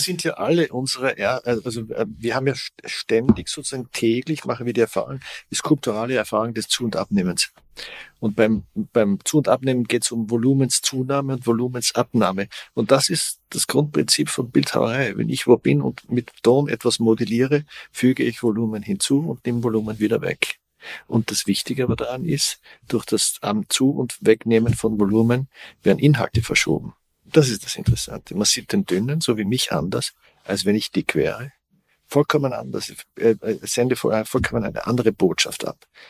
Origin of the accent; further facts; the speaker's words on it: Austria; Ich komme aus Österreich, sehr katholisches Land